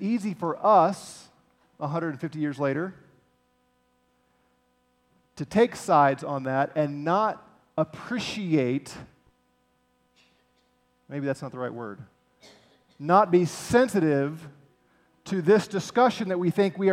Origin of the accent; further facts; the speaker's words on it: St. Louis, Missouri, United States; I'm from Missouri, St. Louis